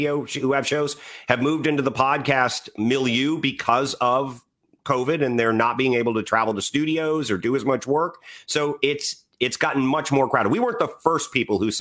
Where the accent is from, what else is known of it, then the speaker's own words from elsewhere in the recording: Washington, District of Columbia, United States; I grew up in the Washington, D.C. area, history all around me